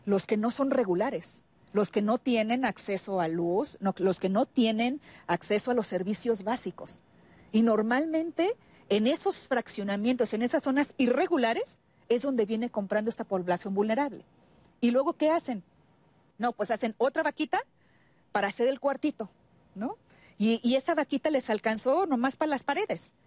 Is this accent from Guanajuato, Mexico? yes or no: yes; Guanajuato, Mexico; yo soy de Guanajuato